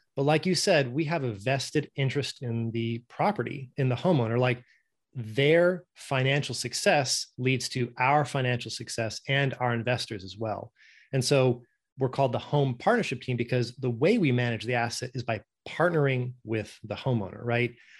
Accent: Norway; moved away; I'm originally from Norway, and that's just how we pronounce it

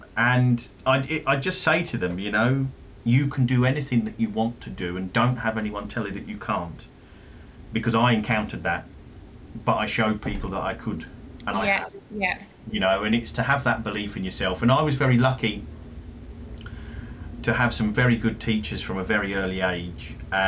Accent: London, United Kingdom; accent: South London; I'm not as thick with my South London accent as what my dad is

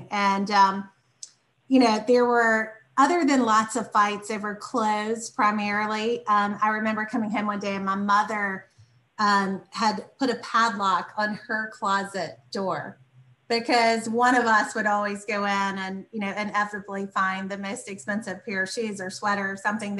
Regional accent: Columbia, South Carolina, United States; I grew up in Columbia, South Carolina

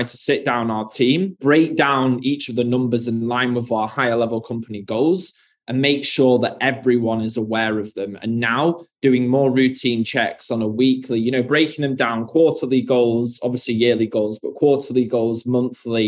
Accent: United Kingdom; being from the UK, as you can hear from my accent

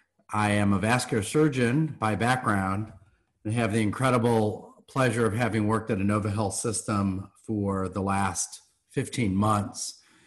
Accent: Chicago, Illinois, United States; moved away; I am from Chicago originally.

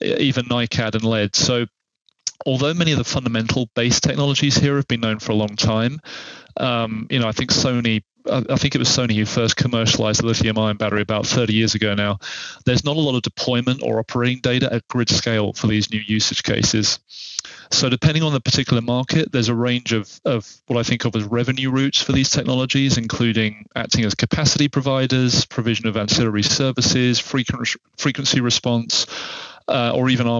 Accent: England, United Kingdom; as an Englishman

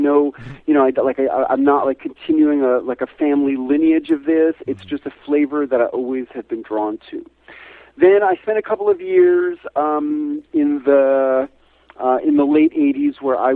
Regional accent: New York City, New York, United States; moved away as an adult; also born or lived in rural Tennessee; now in Tennessee, United States; as a kid growing up in New York City

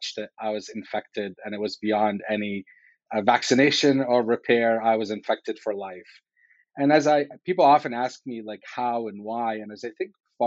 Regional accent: Damascus, Damascus Governorate, Syria; moved away as an adult; now in United States; I was born in the Middle East in Damascus, Syria

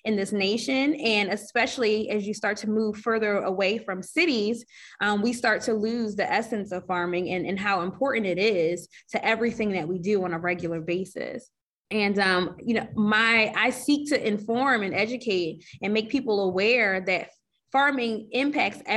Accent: Philadelphia, Pennsylvania, United States; me being a Philadelphian, I am from here. I'm also from Northwest Philadelphia, Germantown

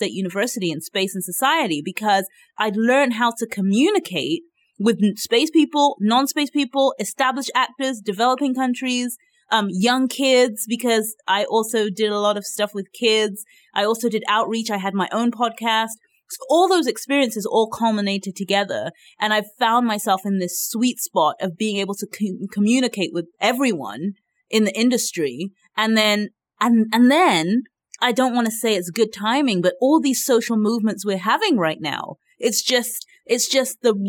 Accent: Nigeria; yes, I'm Nigerian, but I'm an Africanist and I want to see all of Africa develop capacity

